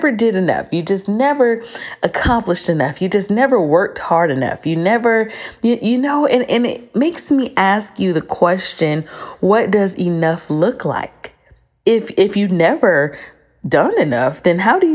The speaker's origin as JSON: {"language": "English", "country": "United States", "said": "we are from the United States"}